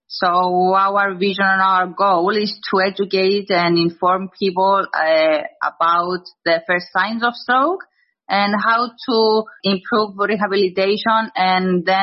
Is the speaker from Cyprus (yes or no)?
yes; Cyprus; also born or lived in London; when I was going back to my home country, Cyprus.